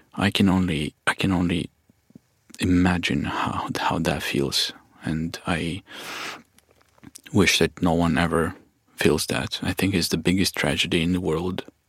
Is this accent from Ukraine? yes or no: yes; Kharkiv, Kharkiv Oblast, Ukraine; I grew up in Kharkiv